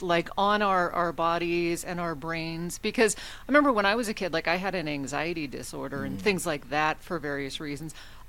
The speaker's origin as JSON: {"language": "English", "region": "Alaska", "country": "United States", "accent": "northern", "said": "I'm from Alaska"}